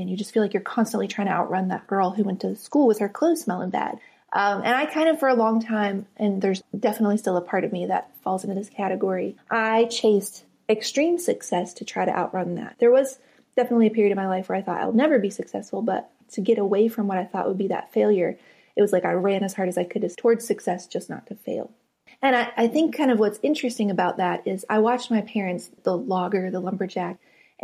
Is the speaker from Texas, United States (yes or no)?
no; West Virginia, United States; moved away as an adult; I grew up in West Virginia on the very top of a mountain called Fenwick Mountain.